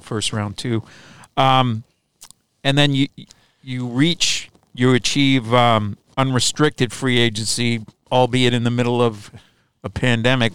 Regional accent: Chicago, Illinois, United States; moved away as an adult; I grew up in Chicago and lived there until my early thirties when I moved out this way

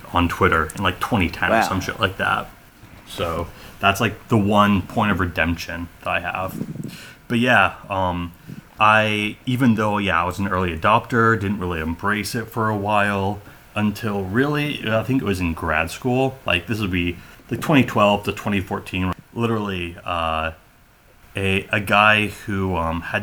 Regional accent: Lawrence, Kansas, United States; moved away as an adult; also born or lived in Oakland, California / Ann Arbor, Michigan / Sacramento, California; We moved to Lawrence, Kansas. Grew up there.

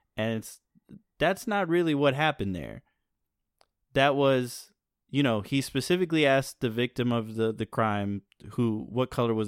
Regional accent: Northern Ireland, United Kingdom; I came from a society. I grew up in Northern Ireland in the Troubles.

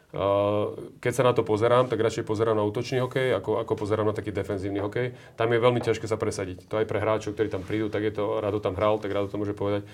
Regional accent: Slovakia; my sme tí Slováci vždy boli takí živelnejší

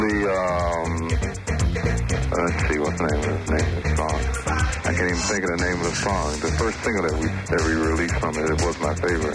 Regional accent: Chicago, Illinois, United States; now in Los Angeles, United States; I'm from Chicago also.

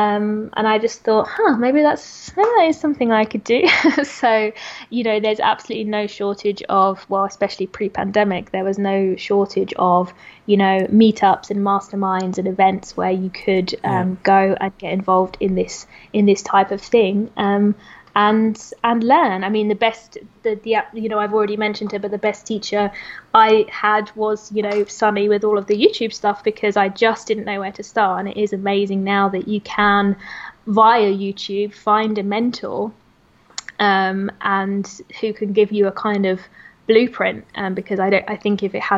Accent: London, United Kingdom; moved away as an adult; also born or lived in Brazil; now in Portugal; I'm from London.

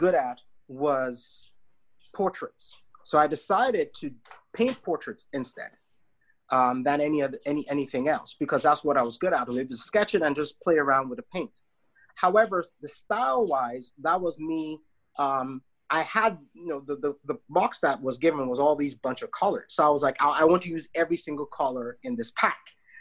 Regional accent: Nigeria; now in Canada; I am Nigerian, right? Canadian by my mother's side, but I'm very much Nigerian, born and raised in the country.

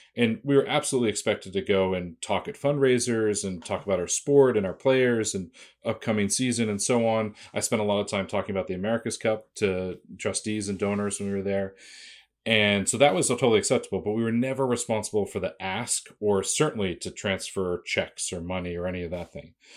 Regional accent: Boston, Massachusetts, United States; I grew up in Boston

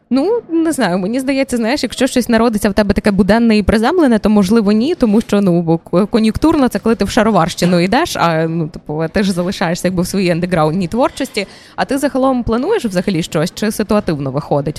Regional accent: Berdychiv, Zhytomyr Oblast, Ukraine; Я з Житомирської області дуже близько. Це місто Бердичів

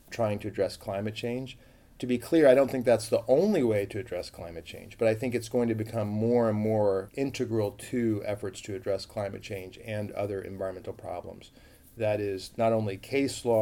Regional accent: United States; I grew up in a suburb

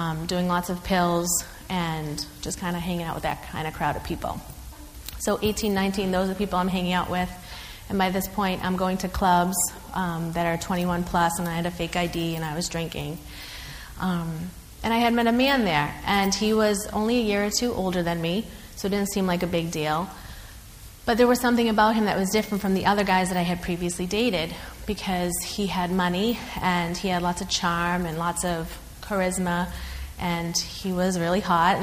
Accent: North Shore, Massachusetts, United States; also born or lived in Cambridge, Massachusetts; I'm from the North Shore area. Okay, Revere, Saugus, Peabody

